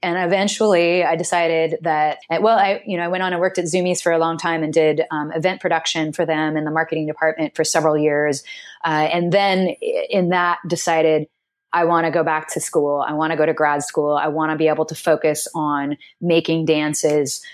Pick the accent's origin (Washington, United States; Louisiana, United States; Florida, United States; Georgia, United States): Washington, United States; Seattle; also born or lived in Snohomish, Washington; I'm from Seattle originally, born and raised, and then I, we moved to Snohomish, which is about four, an hour north of Seattle